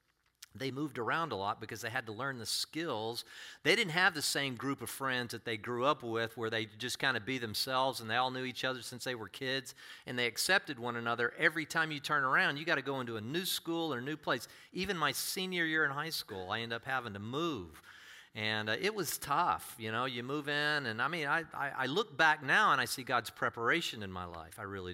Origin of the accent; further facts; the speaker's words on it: Texas, United States; also born or lived in Denver, Colorado / Nebraska / Kansas; I was born in Denver, Colorado, actually, and then we went around, and I did a little Nebraska and Kansas, did a lot of Midwest when I was a little kid, and then Texas, different places in Texas.